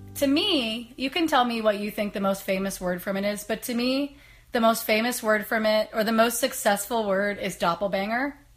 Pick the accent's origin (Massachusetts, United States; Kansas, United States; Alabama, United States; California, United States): Kansas, United States; now in Portland, United States; I don't want to feel homeless in my hometown.